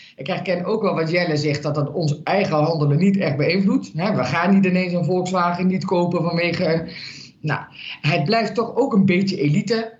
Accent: Limburg, Netherlands; moved away; ik kom oorspronkelijk uit Limburg.

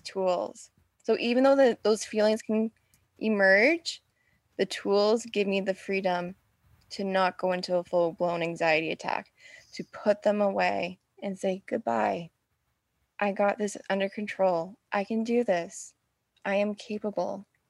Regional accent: Ontario, Canada; I'm from Ontario, but my job was in British Columbia

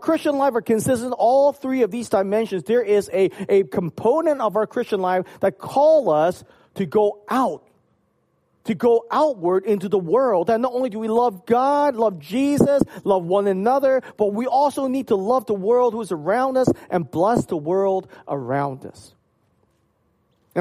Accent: Hong Kong; moved away; when I was growing up in Hong Kong

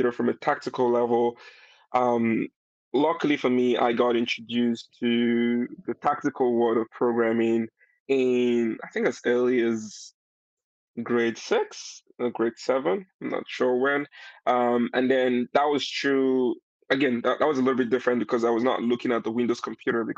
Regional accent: Nigeria; now in London, United Kingdom; I'm Nigerian. I'm from Nigeria

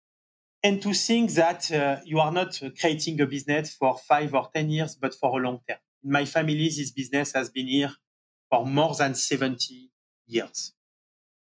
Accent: Marseille, Provence-Alpes-Côte d'Azur, France; born or raised there; accent: French; English is a second language; moved away as an adult; also born or lived in Paris, France; now in New York, United States

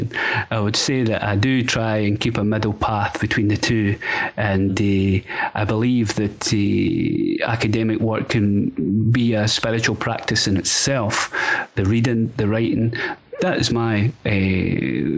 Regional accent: Scotland, United Kingdom; born or raised there

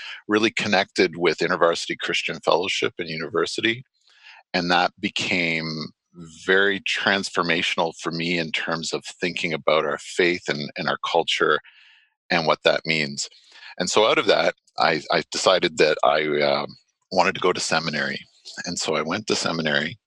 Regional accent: Stratford, Ontario, Canada; I grew up in Stratford, Ontario

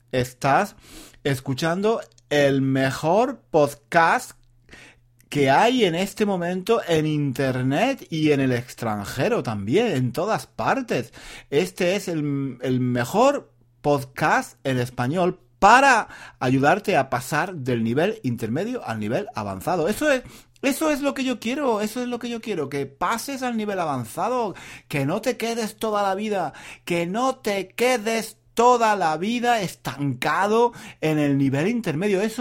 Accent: France; Spanish is a second language; Eh, yo soy, yo soy mm, francés.

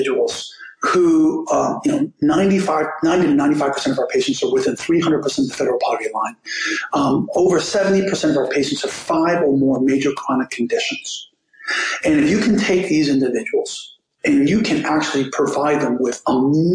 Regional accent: Miami, Florida, United States; We grew up in Liberty City in the first roughly decade of my life

